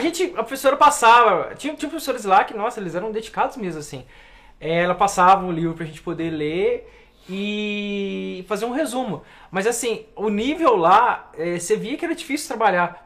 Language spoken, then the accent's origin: Portuguese; Juiz de Fora, Minas Gerais, Brazil; Nasci e criei em Juiz de Fora. Juiz de Fora, que é a minha cidade.